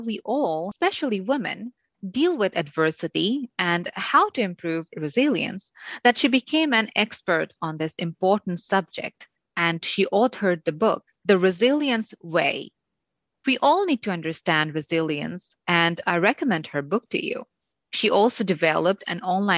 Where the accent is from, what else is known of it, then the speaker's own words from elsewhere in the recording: Bangladesh; moved away as an adult; now in Canada; I'm originally from Bangladesh, where I was a television newscaster and an anchor